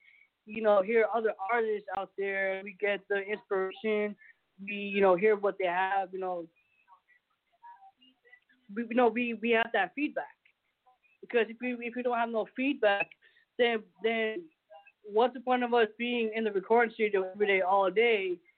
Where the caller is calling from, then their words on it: Orlando, Florida, United States; I'm calling from Orlando, Florida.